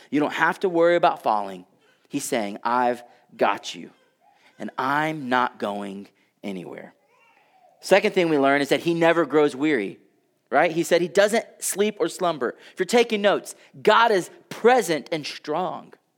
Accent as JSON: {"language": "English", "region": "Texas", "country": "United States", "said": "I come from Texas."}